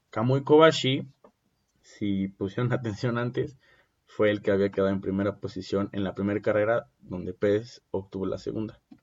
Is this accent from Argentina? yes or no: no; Mexico; uno como mexicano